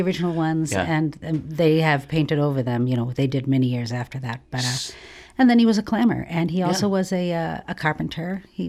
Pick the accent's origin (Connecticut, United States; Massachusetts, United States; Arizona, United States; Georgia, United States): Massachusetts, United States; Essex; A child of the 50s, growing up in Essex. One horse. Now it's two horse.